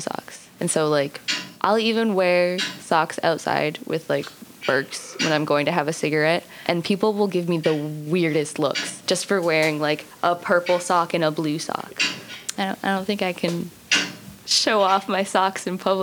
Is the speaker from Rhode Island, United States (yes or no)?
yes; West Greenwich, Rhode Island, United States; I'm from West Greenwich, which is, like, backwoods rednecks.